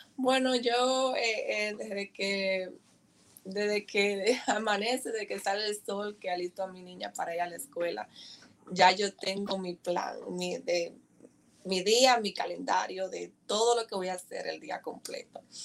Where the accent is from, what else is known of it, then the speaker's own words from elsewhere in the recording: Dominican Republic; moved away as an adult; also born or lived in Bronx, New York; now in New Jersey, United States; soy dominicana, eh, con mucho orgullo